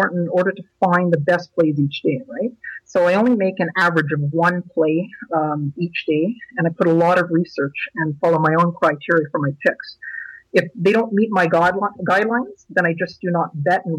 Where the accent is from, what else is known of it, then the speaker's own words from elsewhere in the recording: Ottawa, Ontario, Canada; I'm from Canada's capital, Ottawa, Canada